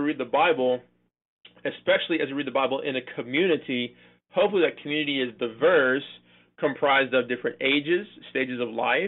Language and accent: English; California, United States; born or raised there; moved away as an adult; also born or lived in Chicago, Illinois; now in Wake Forest, United States